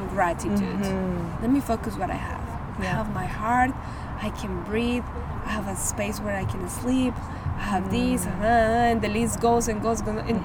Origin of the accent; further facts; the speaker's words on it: Medellín, Antioquia, Colombia; moved away as an adult; now in Houston, United States; I was born and raised in Medellin, Colombia. I came here 6 years ago